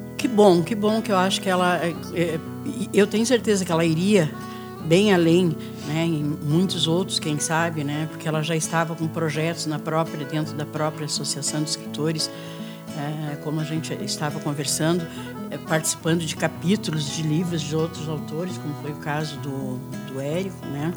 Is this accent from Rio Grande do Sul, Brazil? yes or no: yes; Rio Grande do Sul, Brazil; moved away; eu sou do Rio Grande do Sul, lá nas fazendas de lá, é. perto dos Quênios, que eu nasci a 15 quilômetros lá dos Quênios